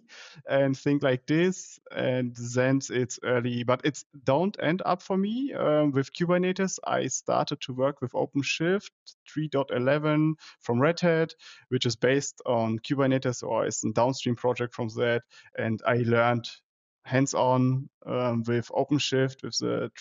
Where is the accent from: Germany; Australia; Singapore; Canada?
Germany; also born or lived in Dortmund; I'm from Germany, living in Dortmund